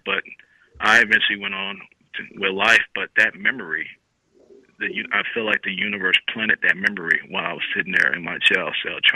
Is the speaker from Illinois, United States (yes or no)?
yes; Chicago, Illinois, United States; I grew up in Chicago